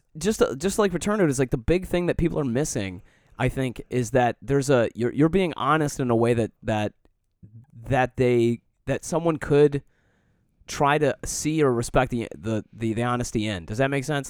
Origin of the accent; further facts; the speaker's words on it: Detroit, Michigan, United States; moved away; also born or lived in Colorado; I grew up in Metro Detroit